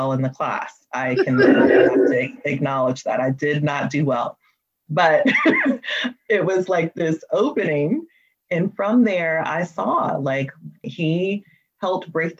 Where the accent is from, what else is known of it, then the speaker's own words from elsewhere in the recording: Memphis, Tennessee, United States; I grew up in Memphis, Tennessee